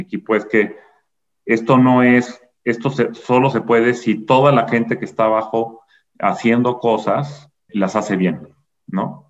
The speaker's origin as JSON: {"language": "Spanish", "country": "Mexico", "said": "somos mexicanos"}